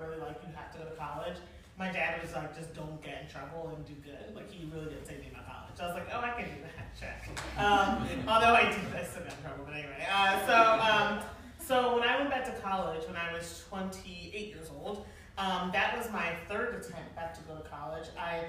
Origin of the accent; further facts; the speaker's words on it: Philadelphia, Pennsylvania, United States; I'm also from Philadelphia, so I don't even need my phone.